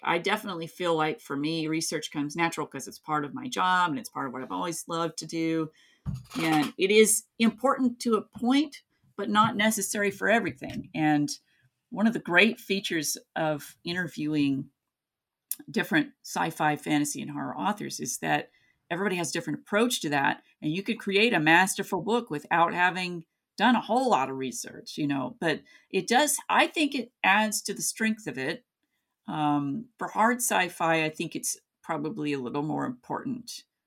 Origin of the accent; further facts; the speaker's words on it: Kingsport, Tennessee, United States; also born or lived in Gray, Tennessee; my hometown, not in Gray, but, um, the main town, Kingsport